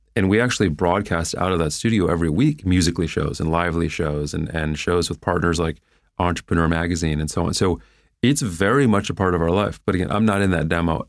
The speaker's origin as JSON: {"language": "English", "town": "Cleveland", "region": "Ohio", "country": "United States", "tie": "born or raised there", "moved": "as an adult", "said": "growing up in Cleveland"}